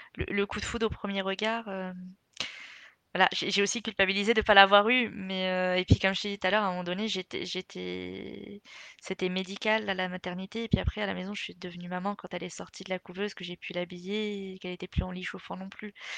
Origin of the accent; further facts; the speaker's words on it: Algeria; je suis algérienne